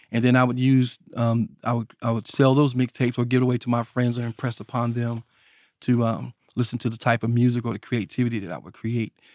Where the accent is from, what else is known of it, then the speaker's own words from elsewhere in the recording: North Carolina, United States; I grew up here in North Carolina, and I grew up in a rural area of North Carolina